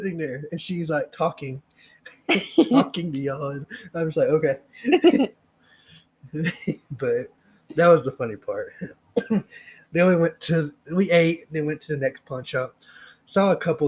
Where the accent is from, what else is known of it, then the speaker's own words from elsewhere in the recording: Oklahoma, United States; We're from Oklahoma